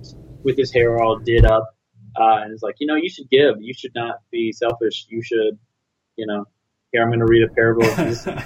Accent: United States; as an American Christian

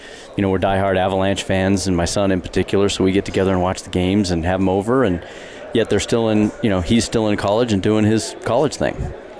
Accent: Colorado, United States; moved away as an adult; now in Bozeman, United States; I was born and raised in Colorado.

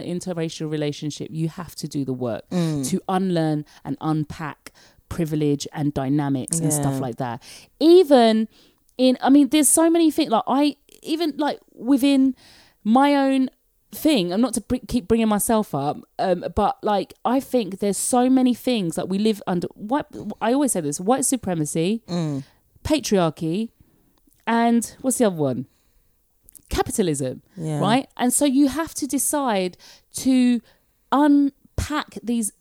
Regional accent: London, United Kingdom; moved away; I talk whatever language I like because I'm from London and I'm so used to hearing all the languages.

